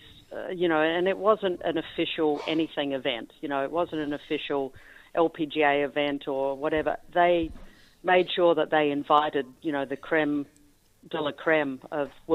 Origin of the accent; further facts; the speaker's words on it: South Australia, Australia; also born or lived in Perth, Western Australia; I am a very proud South Australian, even though I was born in Perth